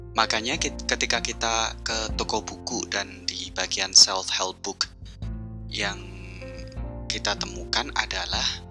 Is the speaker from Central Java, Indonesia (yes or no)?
yes; Central Java, Indonesia; desa tetangga kampung saya di Jawa Tengah